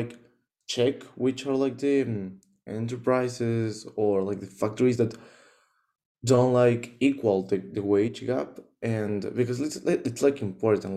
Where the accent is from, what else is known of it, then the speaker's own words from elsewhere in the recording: Mexico; I'm from Mexico